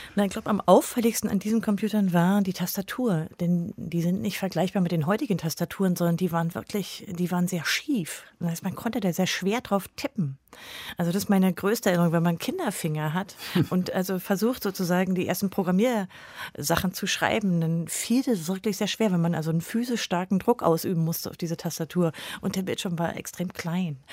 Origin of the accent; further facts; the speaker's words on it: East Germany, Germany; Insofern habe ich auch ein relativ politikfreies Leben in der DDR leben können.